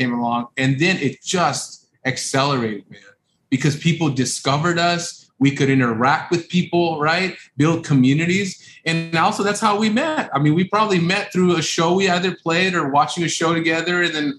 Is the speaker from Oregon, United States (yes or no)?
no; Los Angeles, California, United States; we're from South Central LA, immigrant parents that came in over in the 80s, and you know, grew up in rough areas